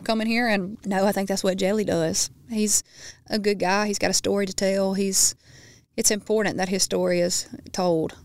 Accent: Baskin, Louisiana, United States; being in Baskin in my hometown and riding those back roads

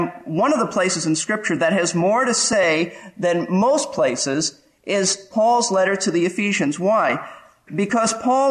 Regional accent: New York City, New York, United States; moved away; also born or lived in Florida; I grew up in Brooklyn, New York

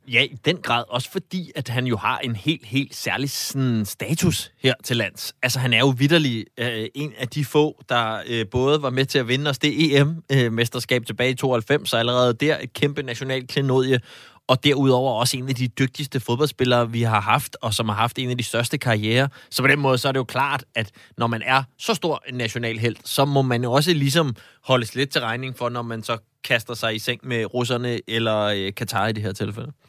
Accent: Zealand, Denmark; nu er jeg jo selv øh, født og opvokset på Sjælland

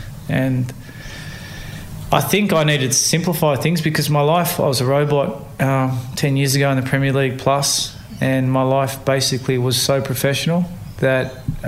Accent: Australia; born there; And yes, I'm an Australian-born athlete with Samoan mother, English father, but always fighting barriers.

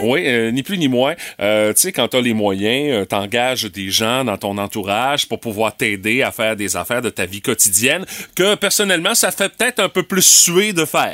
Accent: Quebec, Canada; chez nous au Québec et au Canada

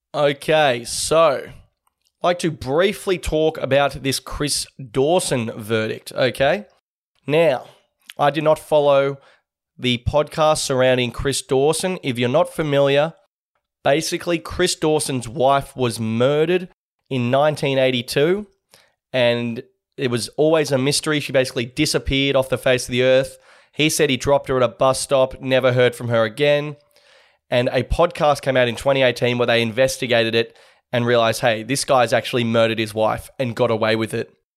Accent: Australia; we're Australian

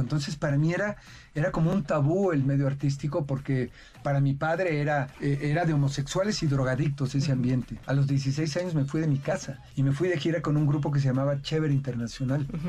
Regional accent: Mexico City, Mexico; Yo nací en Iztapalapa, por el Cerro del Peñón, por donde está la cabeza de Juárez. Y, en aquel tiempo eran basureros

